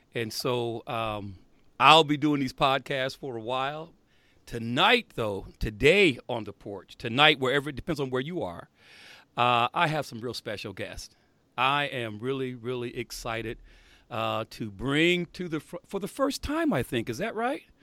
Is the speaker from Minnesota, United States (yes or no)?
no; South Bend, Indiana, United States; I grew up in Indiana